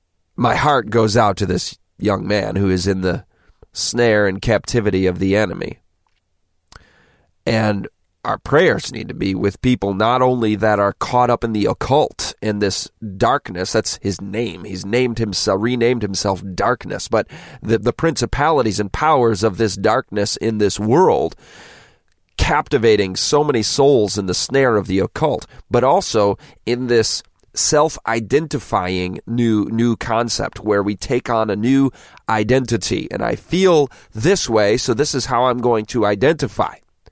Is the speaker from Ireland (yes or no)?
yes; Galway, Connacht, Ireland; I first learned about vampires when I was 13 and growing up in Galway.